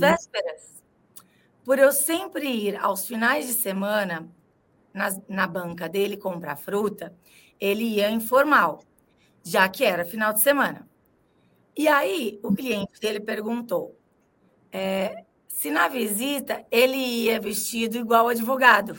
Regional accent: Ribeirão Preto, São Paulo, Brazil; now in São Paulo, Brazil; eu sou de Ribeirão Preto, fala filão

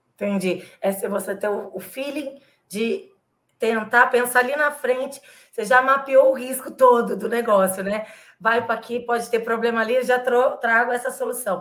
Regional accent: Ribeirão Preto, São Paulo, Brazil; now in São Paulo, Brazil; eu sou de Ribeirão Preto também, mudei para São Paulo

